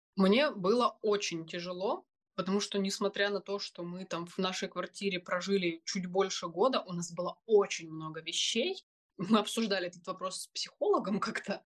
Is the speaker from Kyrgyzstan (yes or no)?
no; Crimea, Ukraine; moved away as an adult; also born or lived in Poland; мы из Крыма, и у нас есть украинские паспорта